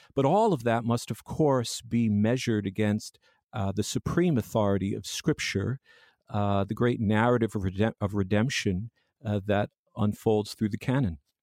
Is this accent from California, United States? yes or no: no; Long Island, New York, United States; born and raised in Long Island, New York